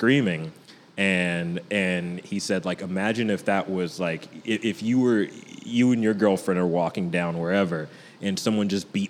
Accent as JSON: {"language": "English", "region": "Texas", "country": "United States", "tie": "born there", "said": "No, I was born in Texas. I got my godfather's in Texas. I got friends in Texas."}